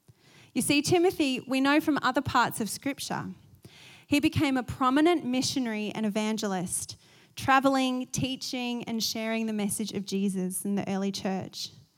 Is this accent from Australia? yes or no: yes; Australia; I'm going to say Eunice just because I'm Australian.